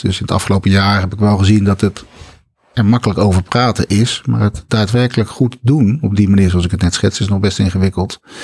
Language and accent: Dutch; Schoonhoven, South Holland, Netherlands; also born or lived in Schiedam; now in Breda, Netherlands; Ik kom uit Schiedam, waar ik geboren ben. En ik ben opgetogen in het Groene Hart in Schoonhoven en Bergambacht.